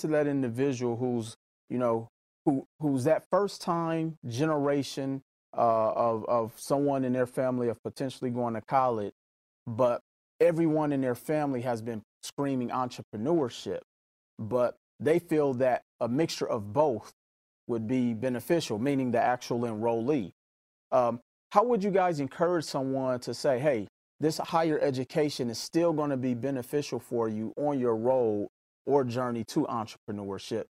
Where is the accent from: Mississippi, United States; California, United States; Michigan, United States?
Mississippi, United States; growing up in Mississippi while I was in high school